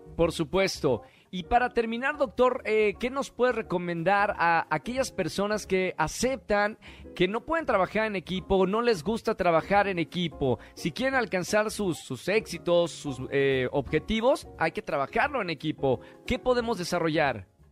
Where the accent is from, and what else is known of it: Mexico